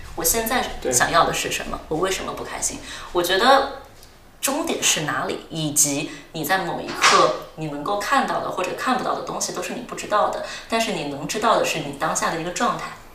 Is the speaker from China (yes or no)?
yes; Chongqing, China; moved away as an adult; also born or lived in Singapore / Durham, United Kingdom; now in London, United Kingdom; 我出生长在重庆，然后后来又去新加坡，其实一直都是过着非常城市化的生活